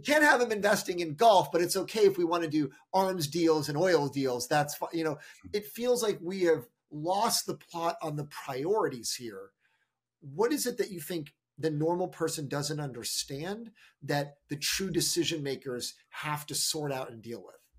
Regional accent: United States

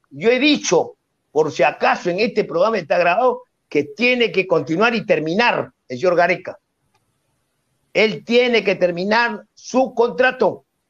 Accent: Peru; yo como peruano nunca renegaría, ni taparía, ni escondería la, la bandera peruana

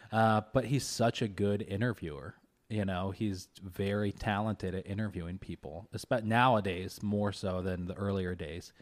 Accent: Kentucky, United States; moved away; I grew up in Kentucky

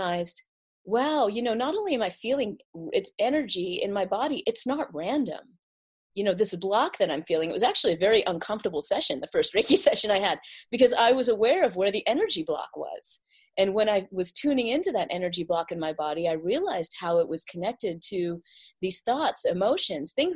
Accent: South Carolina, United States; I was born and raised in South Carolina

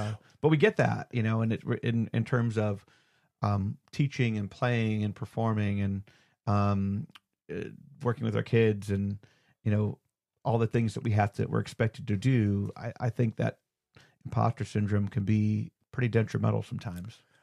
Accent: Cleveland, Ohio, United States; now in Georgia, United States; up home to Cleveland too. So see family

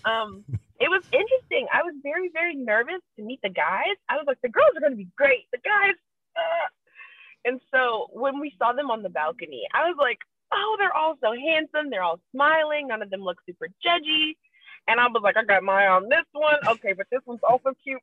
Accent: Eatonville, Florida, United States; I was born and raised in Eatonville, Florida

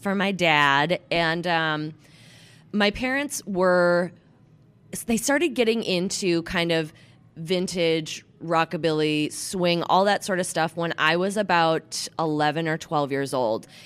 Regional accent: Minneapolis, Minnesota, United States; moved away; I am originally born and raised in Minneapolis, Minnesota

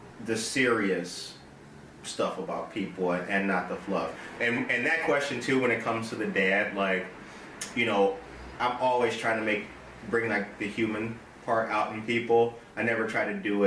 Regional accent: Harvey, Illinois, United States; I grew up in Harvey, Illinois

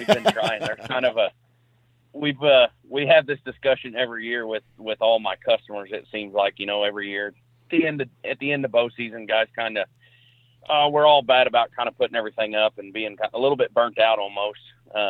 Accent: Perryville, Missouri, United States; So I'm from Perryville, Missouri. It's a not a super small town, but not a huge town. I'm about 75 miles south of St. Louis, and my county that I live in actually butts up to the Mississippi River.

